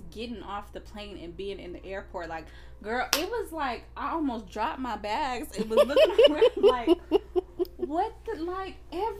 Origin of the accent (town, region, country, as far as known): Arizona, United States; born or raised there